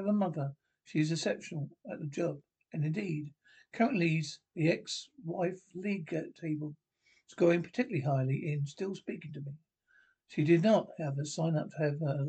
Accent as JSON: {"language": "English", "country": "Canada", "moved": "as an adult", "said": "I am Canadian"}